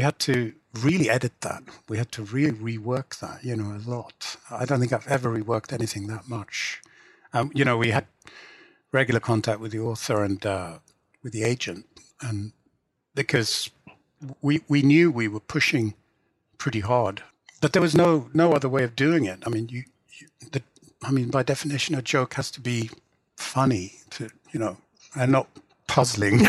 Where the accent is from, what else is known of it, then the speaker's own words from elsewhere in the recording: England, United Kingdom; first language English; I grew up in England and because I always wrote in English, it's kind of more my native language than Swedish